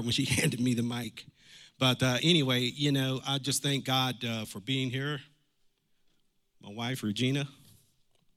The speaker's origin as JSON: {"language": "English", "town": "Massillon", "region": "Ohio", "country": "United States", "tie": "born or raised there", "said": "Massillon, Ohio, my hometown"}